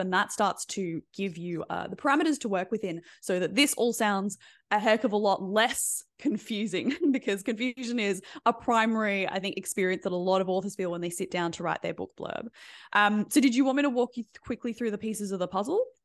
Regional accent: Australia; being Australian

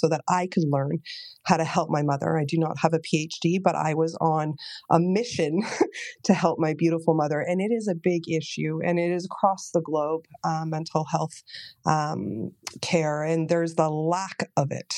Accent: Toronto, Ontario, Canada; in Canada, I'm from Toronto, Ontario, Canada

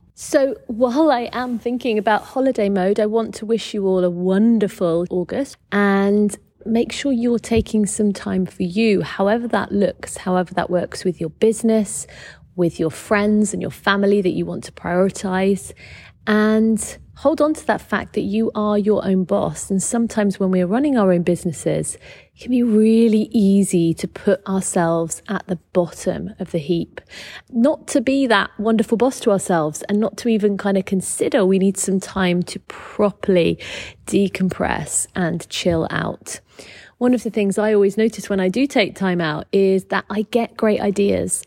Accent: United Kingdom; accent: British; you can tell by my accent that I am British.

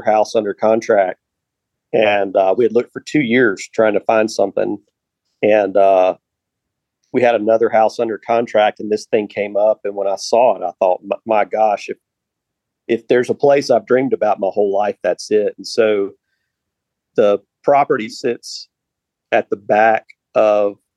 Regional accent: Gulf Coast of Alabama, United States; also born or lived in Arkansas; my background is I grew up on the Gulf Coast of Alabama, LA, if you will, lower Alabama

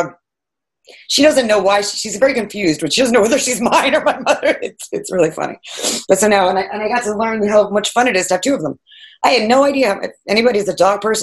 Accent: Fire Island, New York, United States; now in New York City, United States; I grew up in Fire Island here

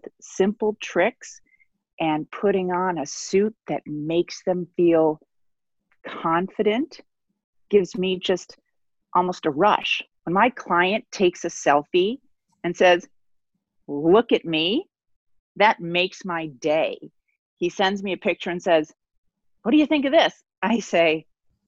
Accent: Midwest, United States; moved away as an adult; now in New York, United States; I was born and raised in the Midwest, so I'm officially a transplant, but I'm a New Yorker

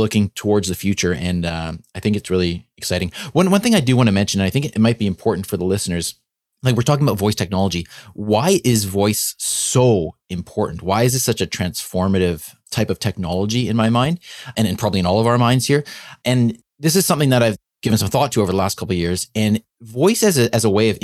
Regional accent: Canada; being a Canadian physician

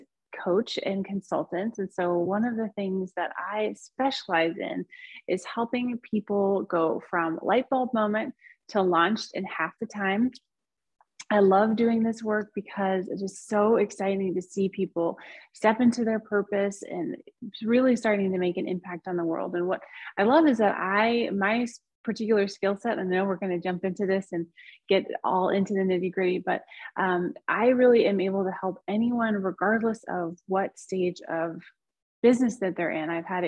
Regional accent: United States; also born or lived in southern Spain; now in Spain; So I am American, but I live in southern Spain.

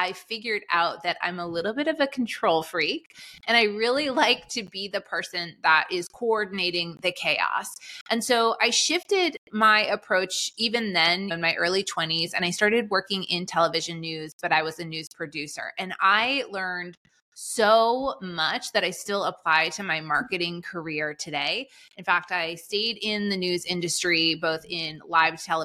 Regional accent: Boston, Massachusetts, United States; I grew up in Boston

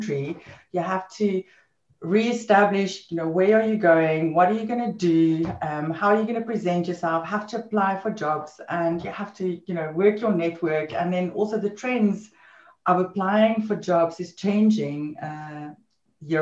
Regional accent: South Africa; moved away as an adult; also born or lived in London, United Kingdom / Netherlands; I'm from South Africa

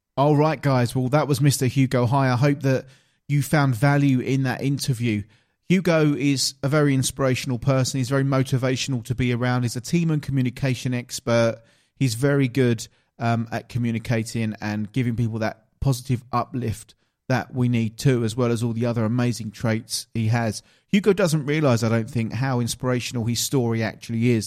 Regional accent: Essex, East of England, United Kingdom; accent: Essex; my Essex accent

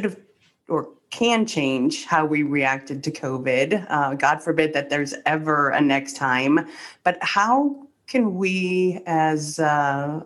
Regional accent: Ohio, United States; I'm from Ohio

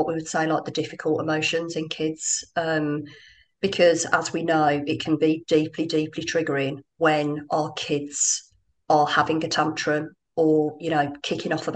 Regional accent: Birmingham, West Midlands, United Kingdom; moved away as an adult; now in Dubai, United Arab Emirates; I'm from Birmingham

